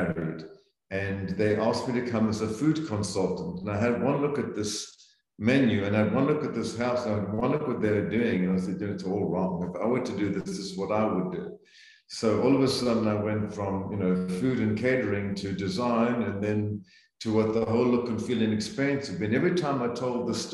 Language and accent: English; Zambia; moved away as an adult; also born or lived in South Africa; now in United States; So I grew up in Central Africa, in Zambia, and was educated in South Africa.